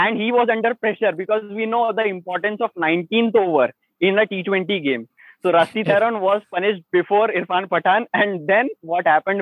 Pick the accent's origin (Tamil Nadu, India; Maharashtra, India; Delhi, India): Maharashtra, India; Nagpur; I'm from Nagpur.